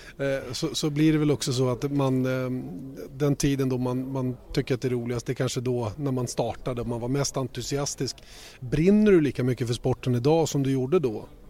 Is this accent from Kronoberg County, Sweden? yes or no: no; Uppsala, Uppsala County, Sweden; hemma i hammocken i, i, i trädgården i Bärbyhage hemma i Uppsala